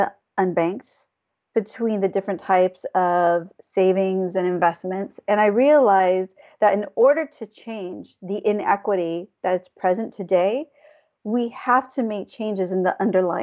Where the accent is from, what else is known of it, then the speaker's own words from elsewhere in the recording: California, United States; I went to a high school in California